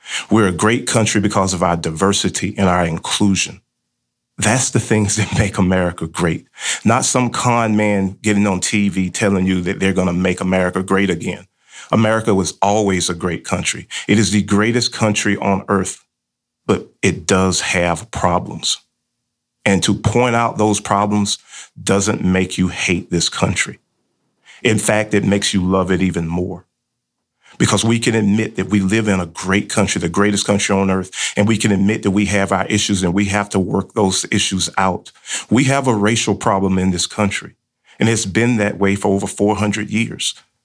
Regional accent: Georgia, United States; born there; I am 51 years old. I was born in 1969 in South Georgia.

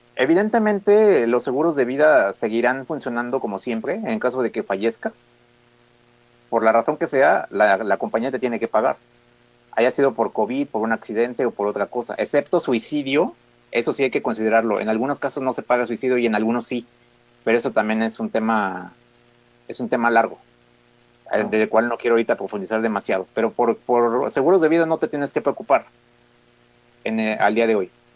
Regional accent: Mexico; nosotros como mexicanos

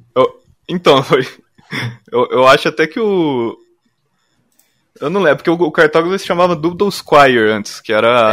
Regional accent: Cascavel, Paraná, Brazil; moved away as an adult; also born or lived in Curitiba; eu sou de Cascavel, do Paraná

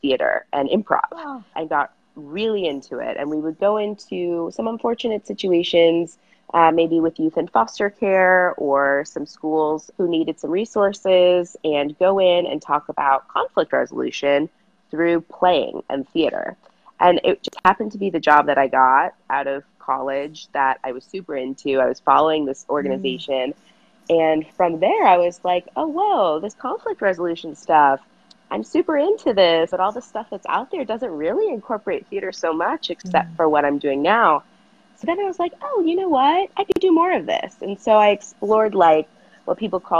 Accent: Los Angeles, California, United States; moved away as an adult; now in San Diego, United States; I am originally from the Los Angeles area, the San Fernando Valley. So I'm technically a Valley girl. And I lived there until I graduated college

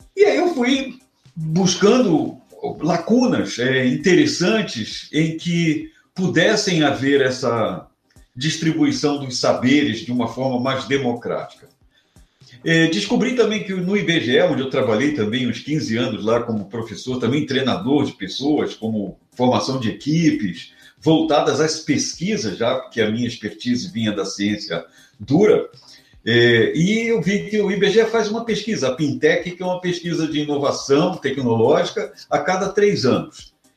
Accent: Rio de Janeiro, Brazil; moved away as an adult; eu sou carioca, eu nasci e vivi no Rio de Janeiro, por mais de 30 anos

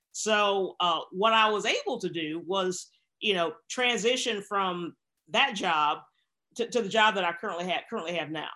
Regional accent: Bentonville, Arkansas, United States; moved away as an adult; I was raised in Bentonville, Arkansas, which is the home of Walmart

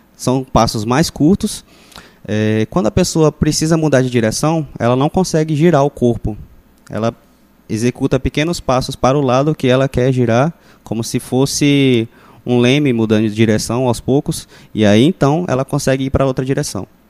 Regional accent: Rondon do Pará, Pará, Brazil; Nascido e criado em Rondon do Pará, estudei aqui, só fui embora depois que eu terminei o ensino médio

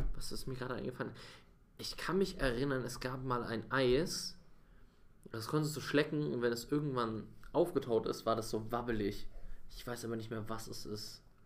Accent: Bavaria, Germany; accent: Bavarian; now in Berlin, Germany; meine Kindheit in Bayern war perfekt, wirklich. Also es hätte besser nicht laufen können, weil ich einfach in so einer Blase aufgewachsen bin.

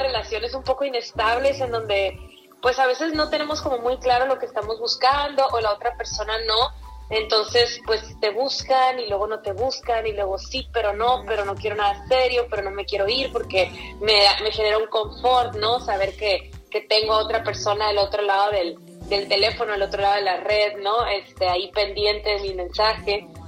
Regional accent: Mexicali, Baja California, Mexico; yo amo Tijuana, soy de Mexicali, pero amo Tijuana

